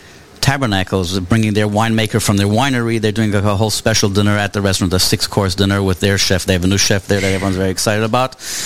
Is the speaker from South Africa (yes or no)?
yes; South Africa; moved away; Growing up in South Africa